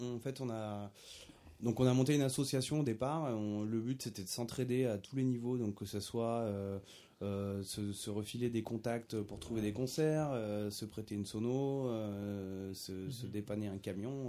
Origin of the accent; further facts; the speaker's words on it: Auvergne-Rhône-Alpes, France; nous on est auvergnat on n'est pas né en Jamaïque